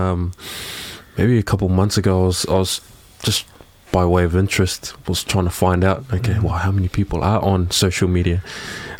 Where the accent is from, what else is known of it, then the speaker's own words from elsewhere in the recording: Auckland, New Zealand; I'm a dude from South Auckland.